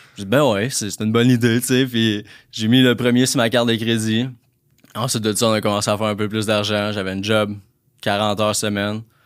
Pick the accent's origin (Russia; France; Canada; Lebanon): Canada; La Tuque, Quebec; moved away; je viens de Latuc. Les gens qui connaissent Latuc, c'est euh, une petite région, une petite ville, dans le fond, à deux heures de Trois-Rivières dans le bois